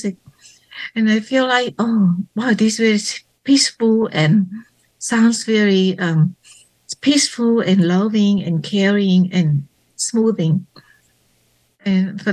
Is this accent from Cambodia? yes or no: yes; Phnom Penh, Cambodia; moved away; also born or lived in Thailand; my hometown in Phnom Penh